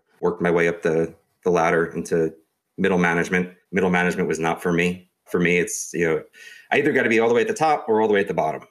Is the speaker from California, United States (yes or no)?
no; New York, United States; also born or lived in Pittsburgh, Pennsylvania; I'm originally from New York.